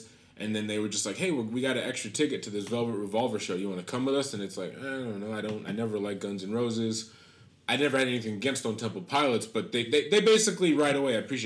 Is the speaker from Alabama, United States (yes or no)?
no; Amherst, Massachusetts, United States; I'm from New England, and it just kind of reminds me. Just a specific part of New England. I'm from Amherst